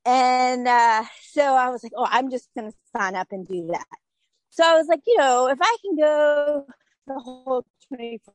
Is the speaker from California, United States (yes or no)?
no; Urbanna, Virginia, United States; also born or lived in Naples, Florida / Hilton Head, South Carolina; now in Outer Banks, North Carolina, United States; I grew up in Urbana, Virginia, which is 3 hours north of here